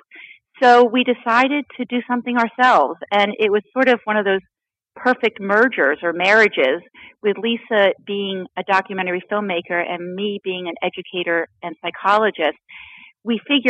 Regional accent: Florida, United States; I grew up in Florida

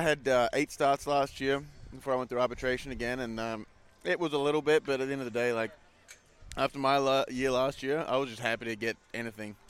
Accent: Wanneroo, Western Australia, Australia; moved away as an adult; now in United States; my hometown, my home ball club.

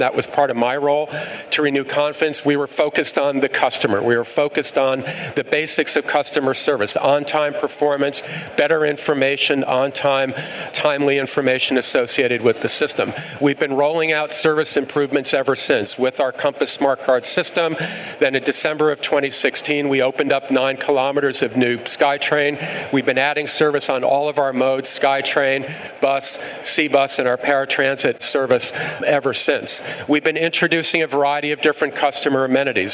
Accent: New York, United States; moved away as an adult; I'm originally from New York, and I started my, my career actually working for the city of New York

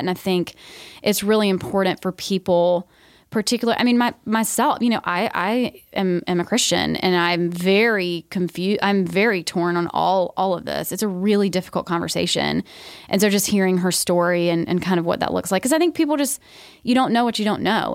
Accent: Georgia, United States; I grew up in Georgia

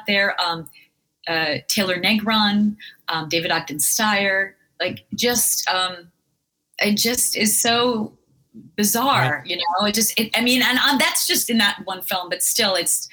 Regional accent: France; moved away; I was from France

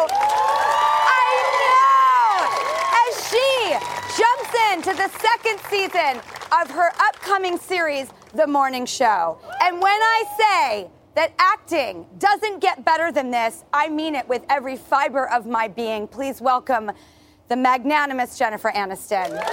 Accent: Los Angeles, California, United States; We are here in my hometown of Hollywood

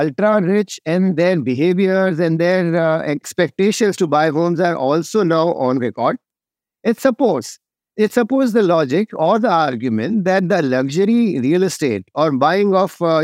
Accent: India; I as an Indian

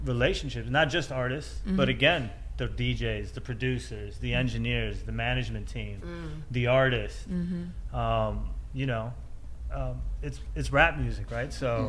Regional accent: Cleveland, Ohio, United States; we're from Cleveland.

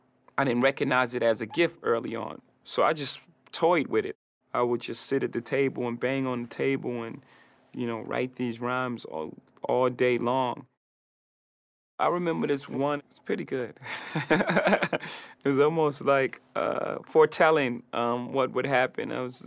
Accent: Brooklyn, New York, United States; Wherever you grow up, it's your root, right? It's everything you are. I'm a kid from Marcy Projects from Brooklyn, so it made me exactly who I am.

